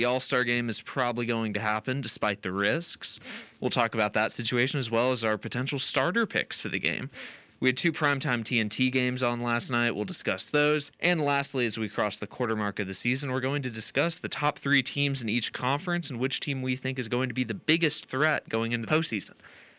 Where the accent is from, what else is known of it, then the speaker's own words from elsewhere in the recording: Memphis, Tennessee, United States; growing up in Memphis